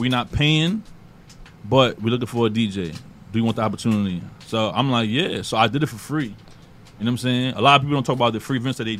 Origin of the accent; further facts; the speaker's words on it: New York, United States; Like, you know, I grew up in Queens. I'm in Southside.